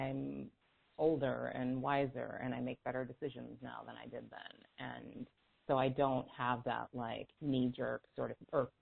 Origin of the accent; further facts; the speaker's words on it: California, United States; I grew up in a town that was very, was and still is now, very racially tense in California